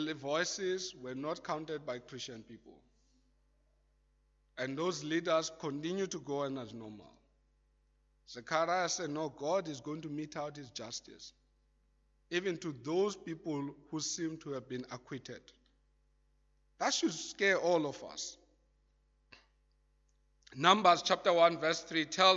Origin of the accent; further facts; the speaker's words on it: South Africa; as a South African